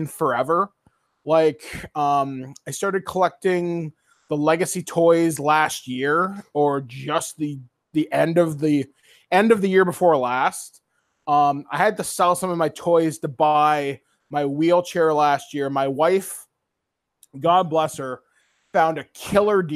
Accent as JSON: {"language": "English", "town": "Guelph", "region": "Ontario", "country": "Canada", "tie": "born or raised there", "said": "my hometown of Guelph"}